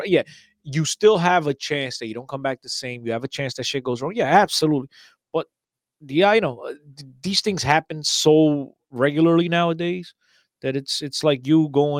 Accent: Gafanha do Carmo, Aveiro District, Portugal; And he's got a great name because I'm from Gafanha do Carmo, so Carmo.

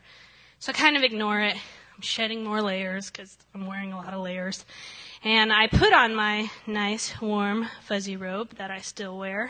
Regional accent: Ohio, United States; moved away; I come from the great state of Ohio.

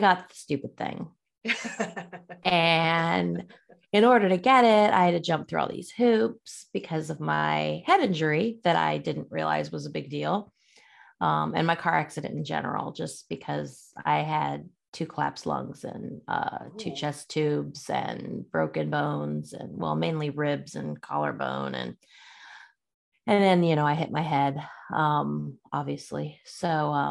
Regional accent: Illinois, United States; I grew up in Illinois, a little town. Middle of nowhere, really

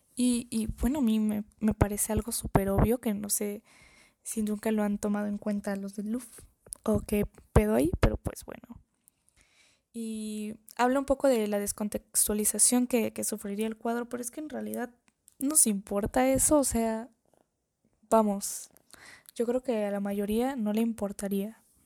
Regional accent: Mexico; como mexicana

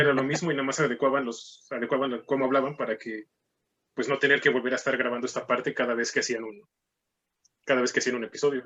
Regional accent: Mexico; also born or lived in Mexico City; somos, éramos mexicanos, sino gringos

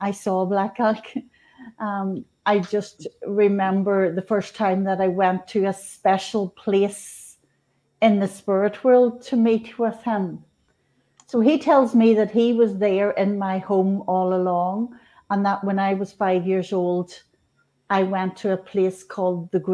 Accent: Northern Ireland, United Kingdom; I was born in Northern Ireland. In 1965, Catholic family

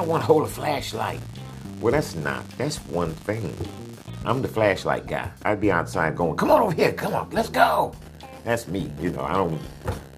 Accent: Dickinson, Texas, United States; also born or lived in Sugar Land, Texas; I grew up in on Sunset in Moore's Edition, where it turns from black to not all black, integrated

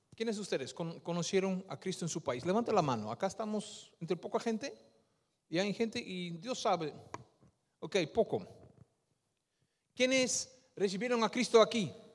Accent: Netherlands; Spanish is a second language; moved away as an adult; also born or lived in Peru; Mi padre es de Surinam, mi madre es de Indonesia, yo nací en Holanda

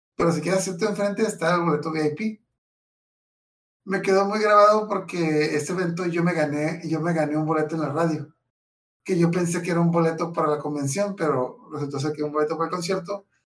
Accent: Mexicali, Baja California, Mexico; Yo soy de Mexicali

